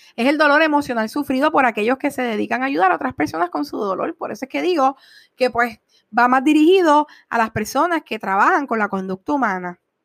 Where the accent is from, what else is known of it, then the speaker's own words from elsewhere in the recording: Puerto Rico; somos puertorriqueños